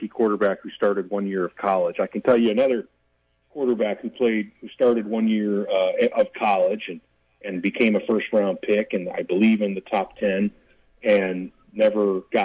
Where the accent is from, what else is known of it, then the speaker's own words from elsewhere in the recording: Chicago, Illinois, United States; I grew up in Chicago in the, you know, in the 70s and 80s